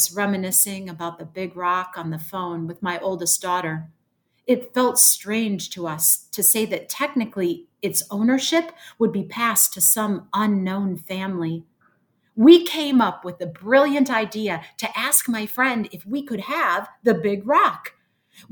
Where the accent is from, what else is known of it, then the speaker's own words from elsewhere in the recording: Joliet, Illinois, United States; moved away as an adult; now in Chicago, United States; my mom, who still lives in that house that I grew up in on Sunset Lane